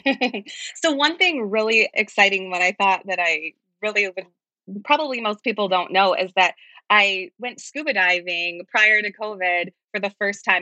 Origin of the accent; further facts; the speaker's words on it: Grand Rapids, Muskegon area, Michigan, United States; moved away as an adult; now in East Jordan, United States; I'm originally from the Grand Rapids, Muskegon area